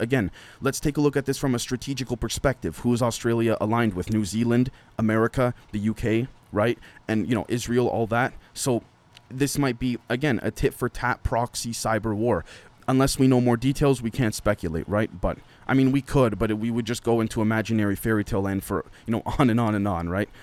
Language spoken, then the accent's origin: English; Canada; being Canadian